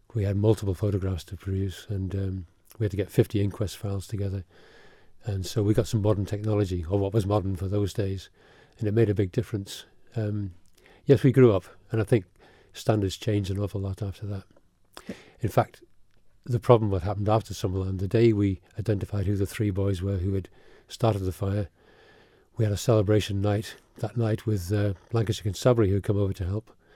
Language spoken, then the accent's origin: English; Isle of Man; also born or lived in England; my parents actually, and my grandparents came over here in the late forties, early fifties, to farm, and uh, we came with them. I came as a four-year-old, four or five-year-old. So I've been here since I was four or five, but I still am not Manx